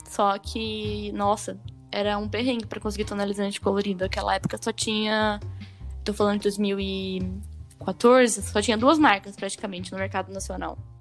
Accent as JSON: {"language": "Portuguese", "country": "Brazil", "accent": "caipira", "said": "tô falando que nem caipira, honrando minha terra"}